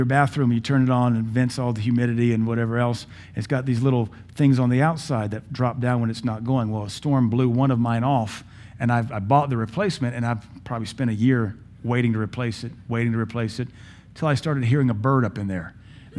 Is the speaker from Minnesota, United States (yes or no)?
no; Pittsburgh, Pennsylvania, United States; born there; now in Baton Rouge, United States; I was born in Pittsburgh, but the Lord looked upon me and said, son, we're going to deliver you out of the hand of these abjects, these apostates. You'll know them as Yankees. I know them as pagans. The Lord took me to the south, to Baton Rouge, Louisiana.